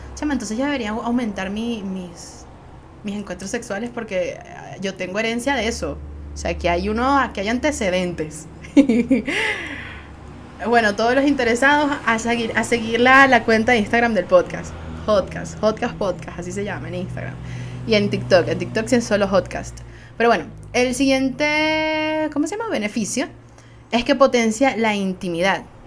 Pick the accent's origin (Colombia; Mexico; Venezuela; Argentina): Venezuela; Soy una jeva de Venezuela